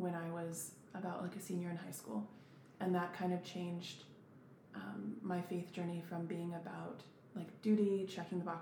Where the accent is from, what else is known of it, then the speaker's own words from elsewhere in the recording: Emporia, Kansas, United States; also born or lived in Olathe, Kansas; I grew up in Emporia, Kansas